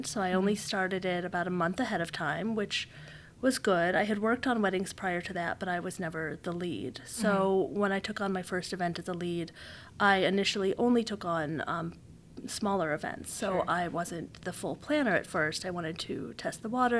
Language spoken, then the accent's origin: English; La Grange, Illinois, United States; I'm from LaGrange